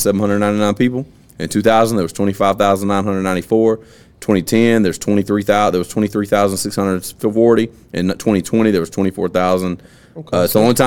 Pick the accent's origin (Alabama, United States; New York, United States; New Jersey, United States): Alabama, United States; Vernon; moved away; I was raised in Vernon, Sullivan, Alabama, so when I moved here